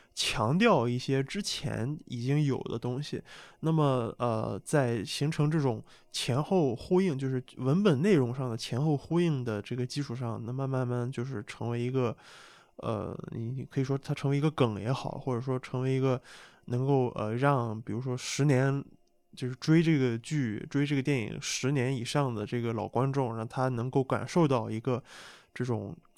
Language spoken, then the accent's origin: Chinese; Qingdao, Shandong, China; 我作为一个中国人，我特别我又是山东青岛出生的